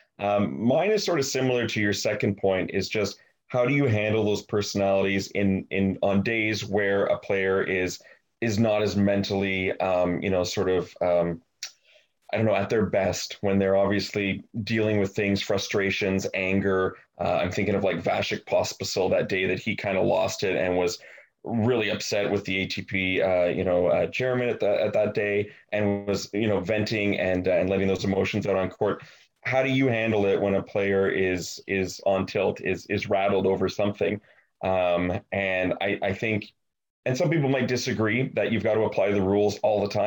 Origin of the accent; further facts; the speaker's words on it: Montreal, Quebec, Canada; my hometown Montreal Canadiens